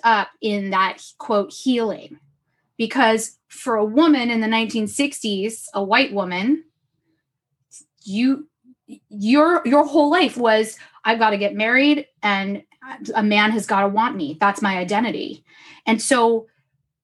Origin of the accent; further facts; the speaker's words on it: Los Angeles, California, United States; I was born and raised in Los Angeles.